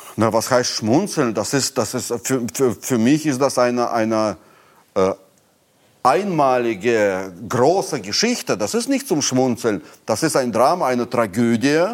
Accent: Moscow, Russia; German is a second language; moved away as an adult; also born or lived in Berlin, Germany; now in Brandenburg, Germany; meine Heimat, die Sowjetunion

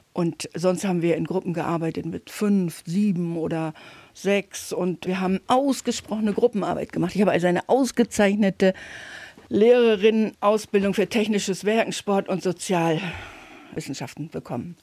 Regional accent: Oderbruch, former GDR, Brandenburg, Germany; moved away; ich bin gebürtig aus dem Oderbruch in der DDR, ehemaligen DDR, Brandenburg.

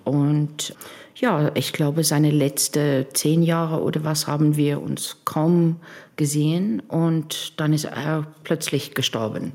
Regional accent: Cape Town, Western Cape, South Africa; German is a second language; moved away as an adult; now in Bremerhaven, Germany; wir sind beide in, in Kapstadt aufgewachsen

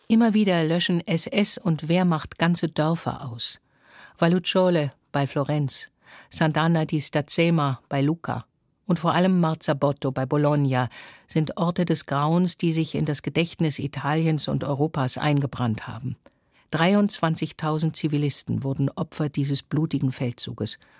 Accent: Bremen, Germany; in meiner Heimatstadt Bremen

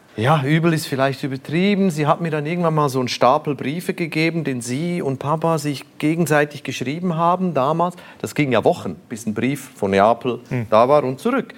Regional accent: Switzerland; born or raised there

